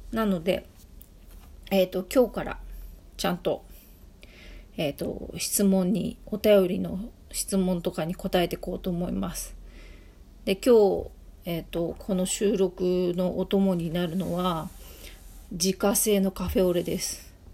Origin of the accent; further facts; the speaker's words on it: Ibaraki, Japan; で、私なんかは、えっ、ー、と、茨城出身なので、すごい田舎出身なんで、まあ特に私の時代に中樹なんていうのは茨城にはほとんどなかった。